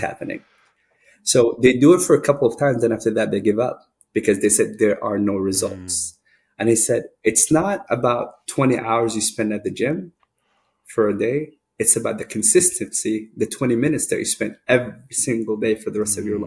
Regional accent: Sudan; now in United States; I grew up in Sudan, uh, which is northeast of northeast of Africa

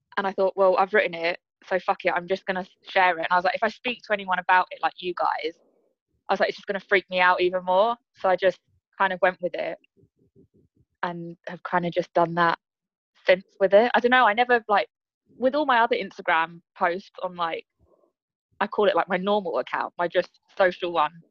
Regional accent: Croydon, London, United Kingdom; also born or lived in Leeds; now in Eastbourne, United Kingdom; I'm from Croydon, but live in Eastbourne

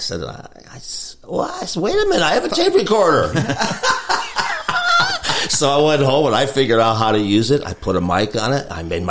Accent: Middletown, Connecticut, United States; now in Nashville, United States; I grew up in Middletown, Connecticut. Small little town. We have Wesleyan College.

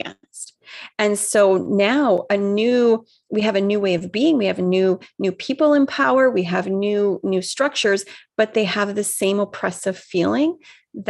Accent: Vancouver, British Columbia, Canada; I'm from the West Coast, so I'm obviously this West Coast liberal, right? Like you just know I'm from Vancouver

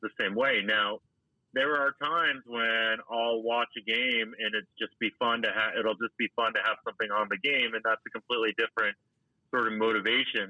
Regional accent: Boston, Massachusetts, United States; I grew up in Boston

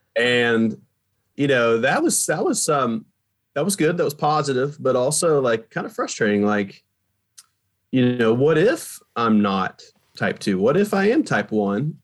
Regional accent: Appalachian area, Eastern Kentucky, United States; also born or lived in Virginia; now in New York, United States; I grew up in Eastern Kentucky. Mm-hmm. So I grew up in the Appalachian area of Kentucky

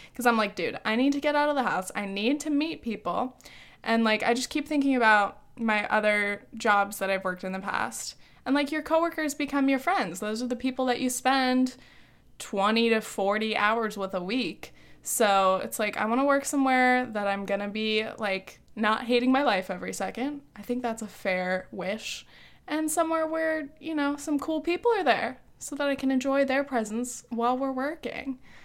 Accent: Orange County, California, United States; moved away as an adult; also born or lived in New Orleans / France; now in Long Island, United States; growing up in safe, cookie cutter Orange County

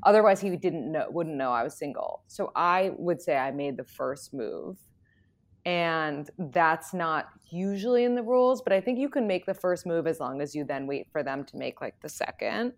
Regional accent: New York City, New York, United States; I'm from New York City

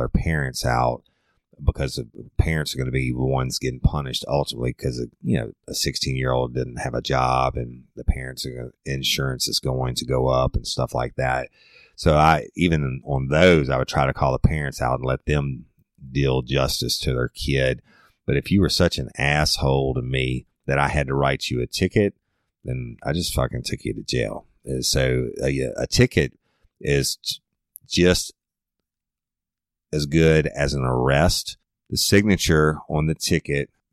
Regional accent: South Louisiana, United States; I'm from South Louisiana, and food is a way of life for us

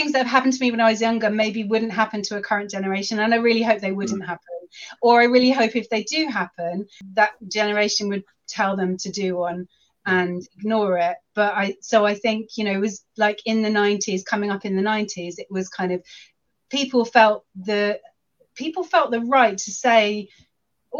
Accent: London, United Kingdom; moved away as an adult; now in Shropshire, United Kingdom; I grew up in London and I lived in London for a really long time, but then I got married and I moved to Shropshire

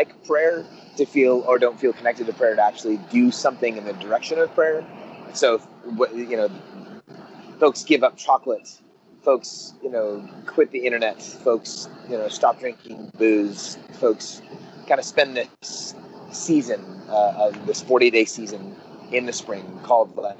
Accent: Oakland, California, United States; born and raised in the San Francisco Bay Area, east part of the Bay Area, the Oakland side of the water

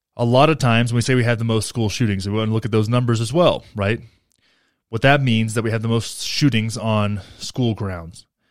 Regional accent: Texas, United States; now in Colorado, United States; I grew up in Texas and now I live in Colorado

